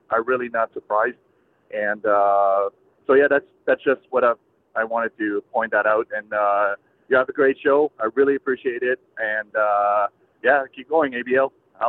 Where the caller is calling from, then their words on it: Edmonton, Alberta, Canada; I'm calling you from Edmonton, Canada